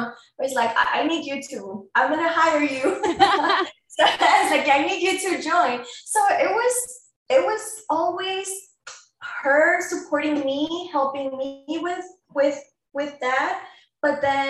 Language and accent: English; Mexico City, Mexico; moved away; I'm an immigrant from Mexico City.